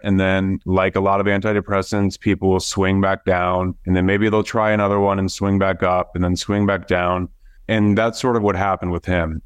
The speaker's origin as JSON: {"language": "English", "region": "Iowa", "country": "United States", "tie": "born or raised there", "moved": "as an adult", "lives_now": "Florida, United States", "said": "we grew up there in Iowa"}